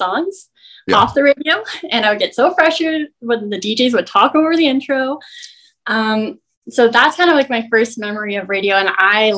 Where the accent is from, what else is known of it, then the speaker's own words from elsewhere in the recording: Maple Ridge, British Columbia, Canada; I'm from Maple Ridge